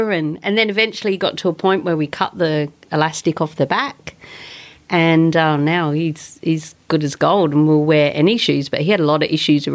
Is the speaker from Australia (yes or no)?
yes; South Australia, Australia; moved away; also born or lived in Sunshine Coast; I'm from South Australia